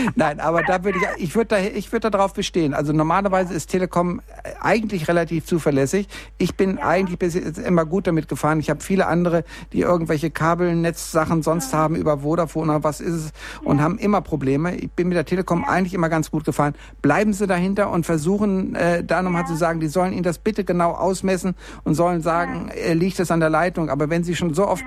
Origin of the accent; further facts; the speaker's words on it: Bielefeld, North Rhine-Westphalia, Germany; now in Munich, Germany; ich komme ja nur eigentlich aus Bielefeld, bin aber hier in München gelandet und mich kriegen hier auch keine zehn Pferde mehr weg